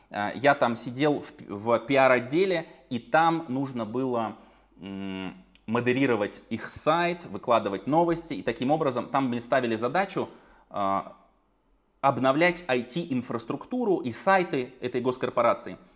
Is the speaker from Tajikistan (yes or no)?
no; Kemerovo, Kemerovo Oblast, Russia; born there; now in Saratov, Russia; Я родился в Сибири, в Кемерово. Потом оттуда уехали. В итоге я живу в Саратове